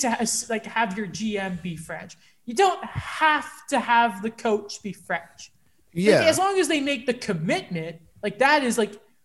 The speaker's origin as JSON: {"language": "English", "country": "United Kingdom", "said": "I'm British."}